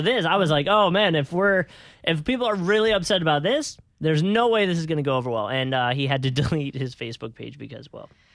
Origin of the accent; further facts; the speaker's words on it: Philadelphia, Pennsylvania, United States; I'm from Philly